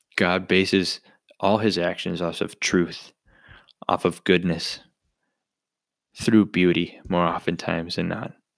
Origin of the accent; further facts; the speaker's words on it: Bismarck, North Dakota, United States; Born and raised in Bismarck, North Dakota